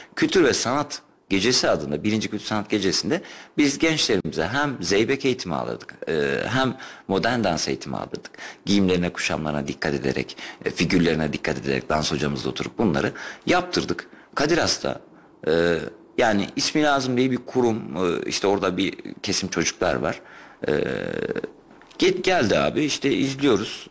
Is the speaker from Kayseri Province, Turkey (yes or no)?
yes; Kayseri Province, Turkey